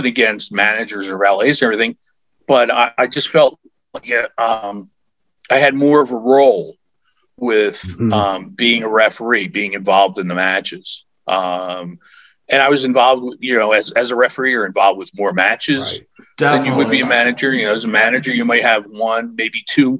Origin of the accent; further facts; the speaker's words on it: Philadelphia, Pennsylvania, United States; I grew up in the Philadelphia area